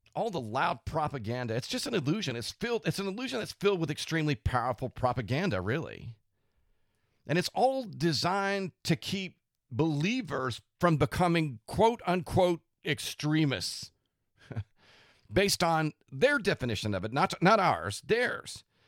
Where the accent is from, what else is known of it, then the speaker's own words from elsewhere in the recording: United States; as American Christians